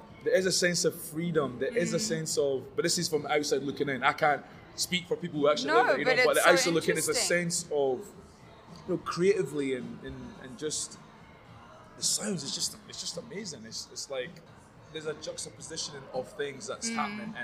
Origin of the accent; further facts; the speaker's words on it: Scotland, United Kingdom; also born or lived in Liberia / Ghana / Sierra Leone; I grew up in Scotland, so I'm just a Scottish as the next Caucasian person